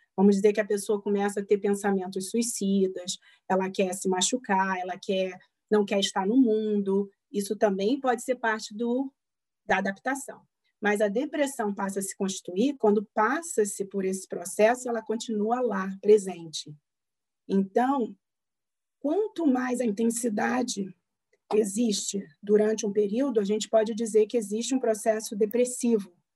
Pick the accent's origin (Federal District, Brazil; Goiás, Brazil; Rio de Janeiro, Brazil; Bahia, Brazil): Rio de Janeiro, Brazil; moved away as an adult; now in Pittsburgh, United States; minha cidade natal, no Rio de Janeiro